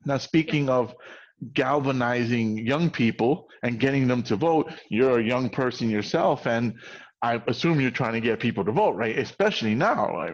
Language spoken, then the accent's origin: English; New York, United States; as a New Yorker